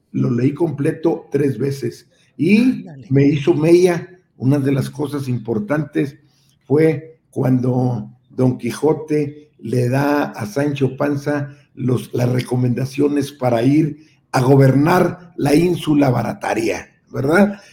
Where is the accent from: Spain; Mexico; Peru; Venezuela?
Mexico; Nueva Rosita, Coahuila; moved away as an adult; also born or lived in Monterrey; nos manejamos desde allá de Nueva Rosita a México